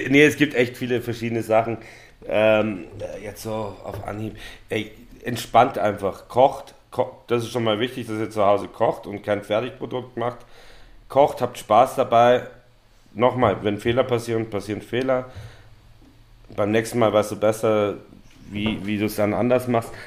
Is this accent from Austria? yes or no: yes; Vienna, Austria; now in Berlin, Germany; ich, bin aus Wien